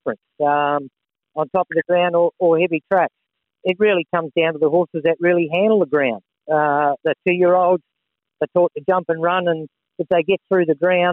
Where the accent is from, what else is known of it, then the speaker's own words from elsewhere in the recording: New Zealand; being a Kiwi